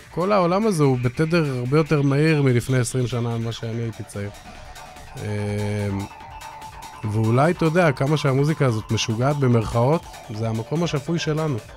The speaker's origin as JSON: {"language": "Hebrew", "town": "Jerusalem", "region": "Jerusalem District", "country": "Israel", "tie": "born or raised there", "said": "אני זוכר כילד, הייתי גר בירושלים, והיו שתיים, שלוש חנויות, ואימא שלי הייתה נותנת לי כל יום איזה 15-20 שקל לאוכל"}